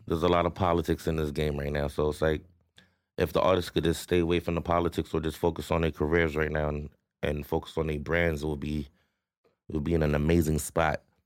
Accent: Toronto, Ontario, Canada; growing up in Rexdale was different, right? But where I'm from, Queens Place, Q P City

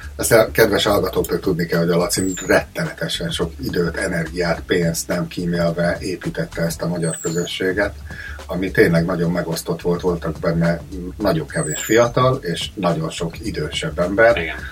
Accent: Hungary; moved away as an adult; also born or lived in Cleveland, United States; now in Australia; egy másik kontinensen vagyunk, és mi mind magyarok vagyunk

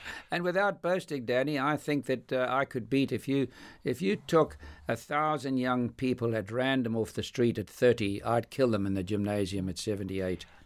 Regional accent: Johannesburg, Gauteng, South Africa; growing up in South Africa

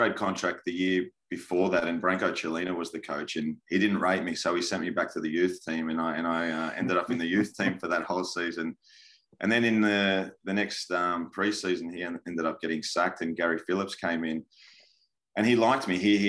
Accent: Sydney, New South Wales, Australia; coming from an Italian background as well, my dad's Italian, so I loved it. I loved it, and growing up in Sydney

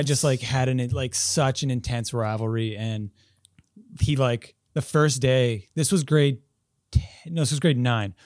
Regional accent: Quebec, Canada; also born or lived in Halifax; now in Montreal, Canada; I'm from Quebec originally, so, like, uh, but I'm not from Montreal, so I'm still pretty new to Montreal

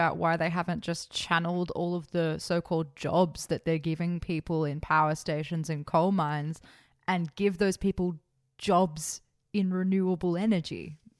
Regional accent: Bathurst, New South Wales, Australia; my hometown of Bathurst.

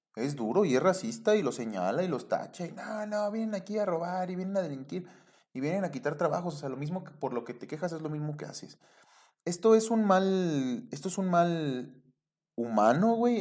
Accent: Mexico

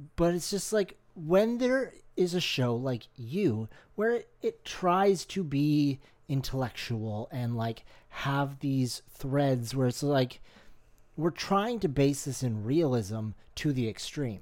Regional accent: Canada; we're Canadian

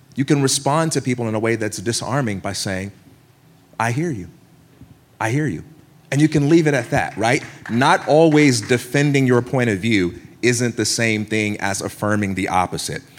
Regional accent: Chicago, Illinois, United States; I'm from Chicago

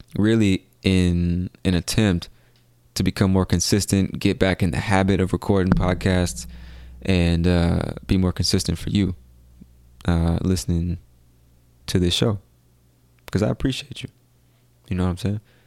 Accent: United States; I come from America, the land of opportunity

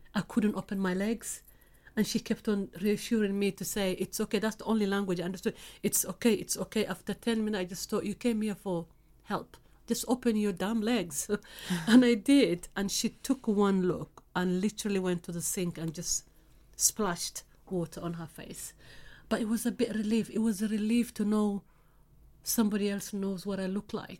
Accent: Somalia; now in United Kingdom; I'm from Africa, specifically East Africa, Somalia

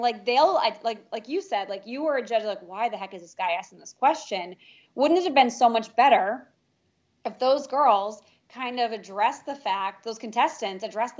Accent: New York City, New York, United States; because I can be a little bit rigid because I'm from New York City.

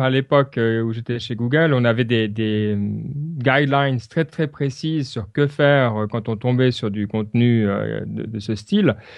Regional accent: Switzerland; chez nous en Suisse

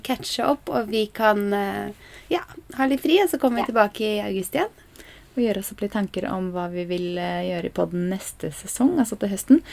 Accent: Norway; vi er nordmenn

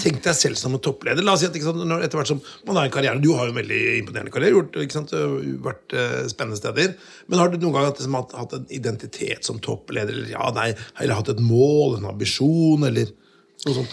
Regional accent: Notodden, Vestfold og Telemark, Norway; jeg kommer fra, fra Notodden

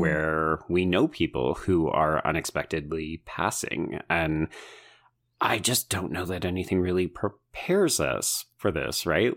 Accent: Alberta, Canada; growing up in Alberta

